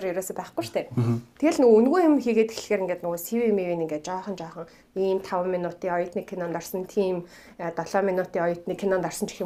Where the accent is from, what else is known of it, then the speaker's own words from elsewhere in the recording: Mongolia; moved away as an adult; би Монголоос ирсэн гэсэн